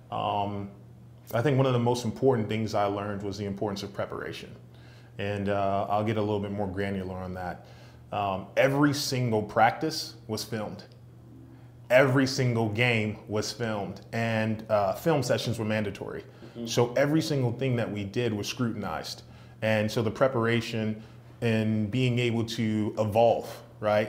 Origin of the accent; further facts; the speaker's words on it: New York City, New York, United States; born and raised in Brooklyn, New York.